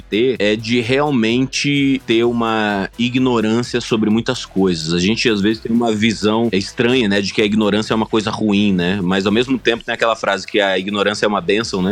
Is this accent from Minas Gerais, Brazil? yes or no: no; Sinop, Mato Grosso, Brazil; moved away; also born or lived in Cuiabá, Mato Grosso; Eu, eu nasci em Cuiabá, capital do Mato Grosso, mas eu cresci em Sinop, que é uma cidadezinha no interior do Mato Grosso